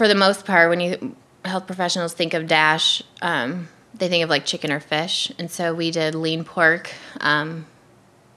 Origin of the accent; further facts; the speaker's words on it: Iowa, United States; moved away as an adult; I was the girl from Iowa that ate meat